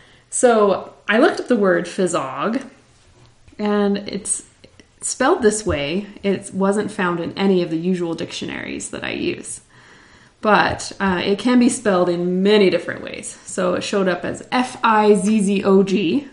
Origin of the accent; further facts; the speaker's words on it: Italy; born there; I was born in Italy.